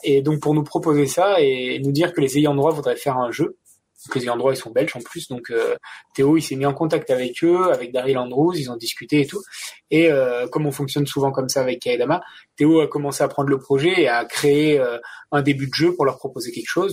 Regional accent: France; je suis français

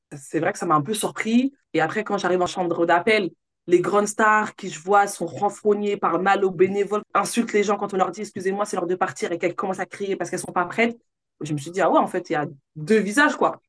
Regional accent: Villiers-le-Bel, Île-de-France, France; also born or lived in Sarcelles; J'ai grandi dans 95 à ville le bel C'est là où j'ai fait, ben, on va dire, mon collège, mon lycée

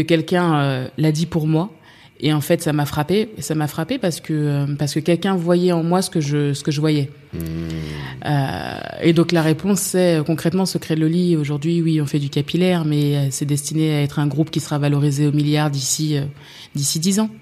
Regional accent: Paris, Île-de-France, France; j'ai grandi à Paris, dans le 15e arrondissement

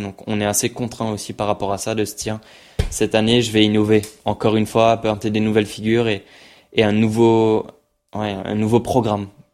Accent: Mauritius; now in France; pour l'île Maurice c'était vraiment une fierté pour moi pour mon pays

